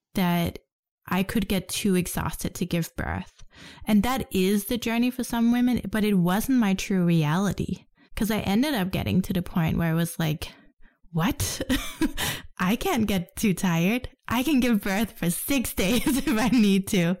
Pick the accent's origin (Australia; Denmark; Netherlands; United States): Denmark; growing up in Denmark